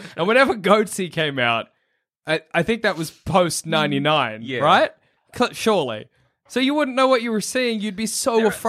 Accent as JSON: {"language": "English", "country": "Australia", "said": "I am Australian."}